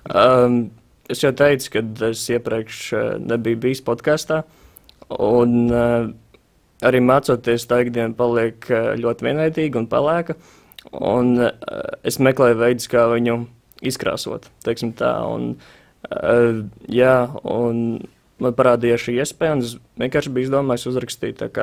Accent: Tukums, Latvia; uh, esmu pēc no Tukuma.

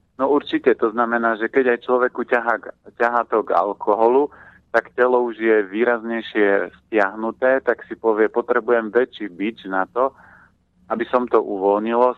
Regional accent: Orava, Žilina Region, Slovakia; ja som vyrastal na Orave, e, v klobáskovej rodine

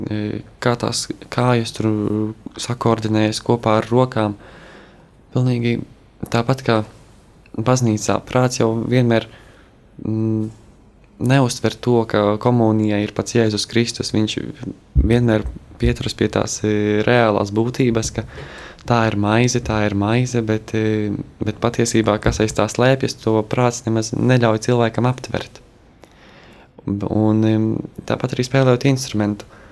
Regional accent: Kaunata, Latgale, Latvia; esmu no Latgales, no Rēzeknes puses, no ciematiņa Kaunatas

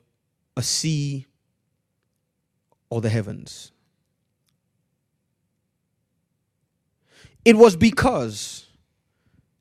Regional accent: Nigeria; moved away as an adult; now in United Kingdom; Growing up in Nigeria, I grew up in Nigeria.

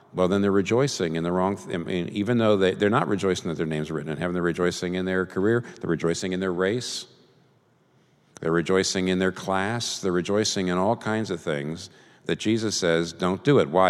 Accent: United States; I'm a Christian first and I'm an American second

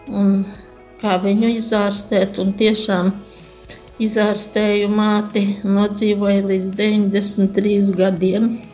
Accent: Jaungulbene, Gulbene Municipality, Latvia; Es nāku no Gulbenes rajona, Jaungulbenes ciema. Piedzimu sīkražotāju ģimenē

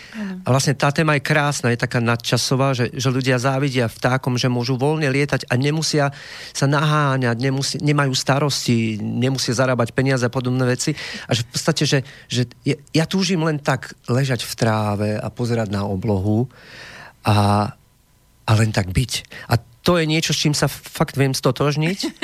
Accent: Banská Bystrica, Banská Bystrica Region, Slovakia

